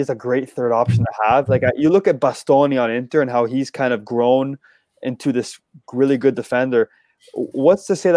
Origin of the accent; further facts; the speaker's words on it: Canada; we're Canadian